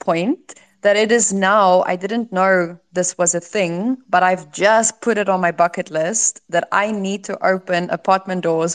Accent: South Africa; as a South African

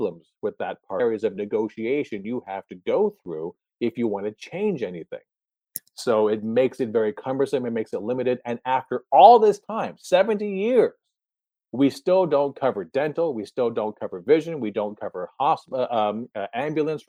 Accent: Canada; moved away; also born or lived in New Jersey; I was raised in Canada.

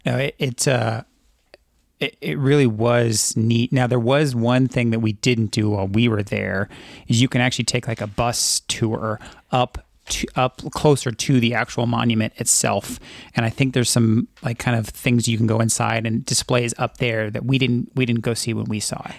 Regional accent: California, United States; growing up in California

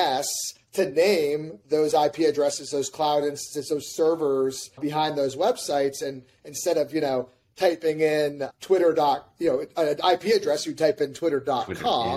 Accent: New Hampshire, United States; moved away as an adult; also born or lived in California / San Diego; I moved back home to my home state in New Hampshire.

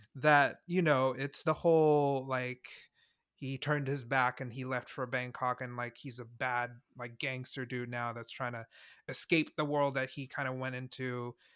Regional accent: Singapore; being from Singapore

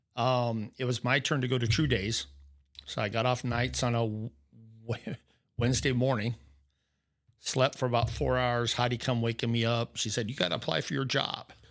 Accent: Norfolk, Nebraska, United States; just a normal kid, I guess, growing up in Nebraska

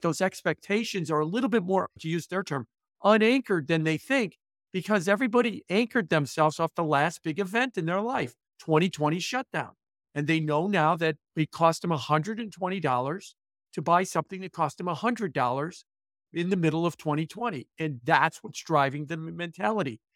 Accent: Chicago, Illinois, United States; I moved it back to my hometown of Chicago

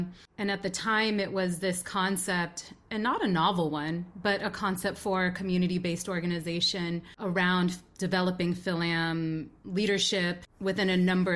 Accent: Pittsburg, California, United States; I grew up in a city called Pittsburgh, California, aka P World, right next to Antioch and Concord

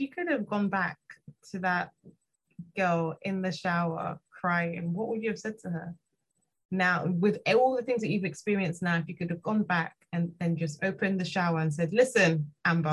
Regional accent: London, United Kingdom; I'm from London

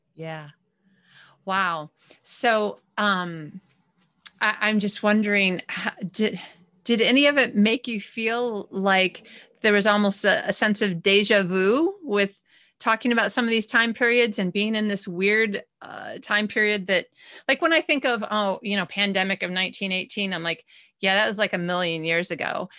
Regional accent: United States; moved away as an adult; now in Sweden; I'm American, but I'm living in Sweden.

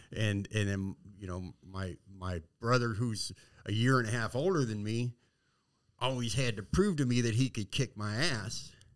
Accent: San Diego, California, United States; I was born and raised in San Diego

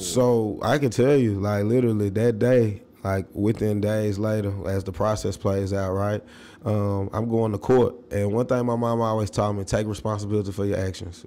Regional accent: Nashville, Tennessee, United States; growing up in South Nashville

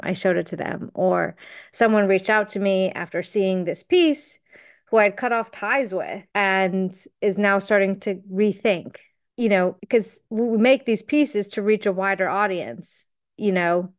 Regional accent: United States; as an American

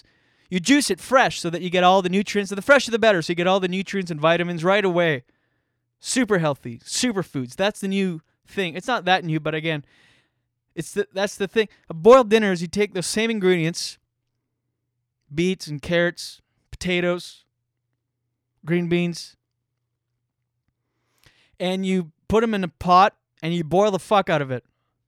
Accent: New Brunswick, Canada; I'm Acadian. I'm Acadian French from New Brunswick. Shout out to my Acadian peeps out there if you're listening.

